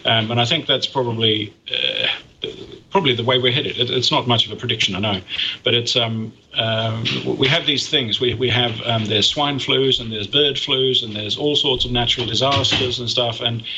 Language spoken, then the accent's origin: English; Sweden; When I grew up in Sweden, we had a referendum about nuclear power in Sweden